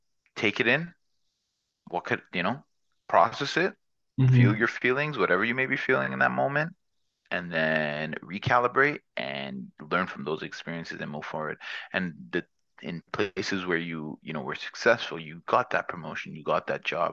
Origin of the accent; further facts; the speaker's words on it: Toronto, Ontario, Canada; I'm from Toronto.